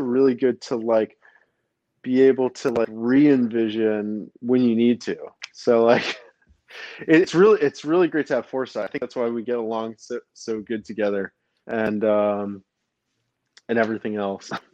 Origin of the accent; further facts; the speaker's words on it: New York City, New York, United States; also born or lived in New Jersey; I was born in Brooklyn, uh, New York